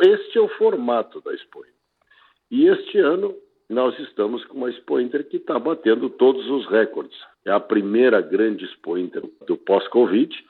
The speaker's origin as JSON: {"language": "Portuguese", "region": "Rio Grande do Sul", "country": "Brazil"}